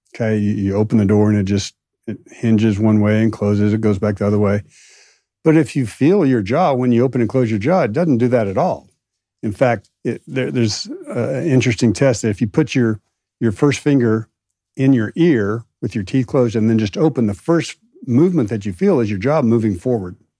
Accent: Midwest, United States; now in Austin, United States; growing up in the Midwest

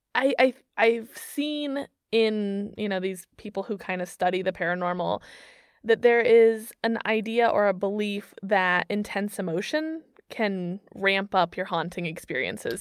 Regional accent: Missouri, United States; moved away as an adult; now in Germany; my home state of Missouri

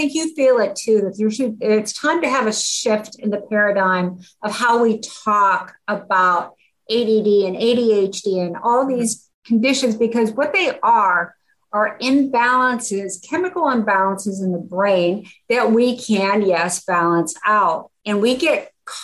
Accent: Pittsburgh, Pennsylvania, United States; moved away as an adult; also born or lived in Grand Canyon / Yosemite National Park; I grew up in Pittsburgh

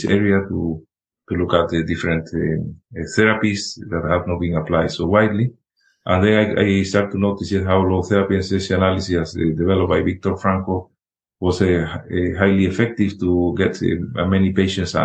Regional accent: Spain; moved away; when I was in medical school in Spain, I'm originally from Spain

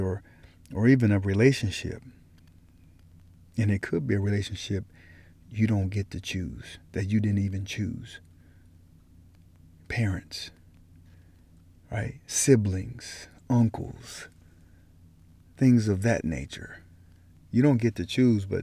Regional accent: Colorado Springs, Colorado, United States; born or raised there; moved away

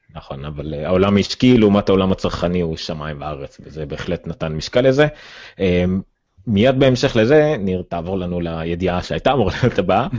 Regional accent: Ramla, Central District, Israel; אני מרמלה

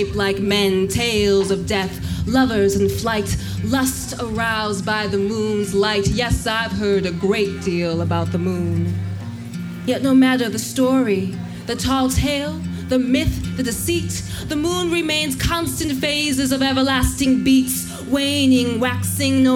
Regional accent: Los Angeles, California, United States; I'm from Los Angeles

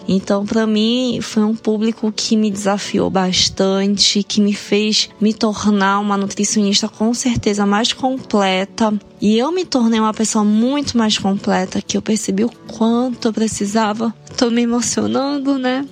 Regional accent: Belém, Pará, Brazil; moved away as an adult; also born or lived in São Paulo, Brazil; now in Japan; Nós somos nortistas de Belém do Pará, apesar de termos vivido dois anos no, no, em São Paulo

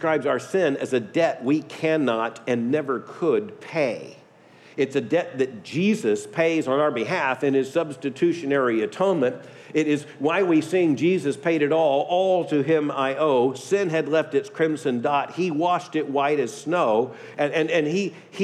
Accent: Deep South, United States; I grew up in the Deep South

